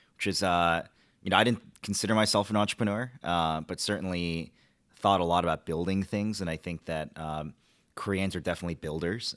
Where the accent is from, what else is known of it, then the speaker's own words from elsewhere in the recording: Washington, Washington, D.C., United States; also born or lived in Michigan; My parents actually moved to Washington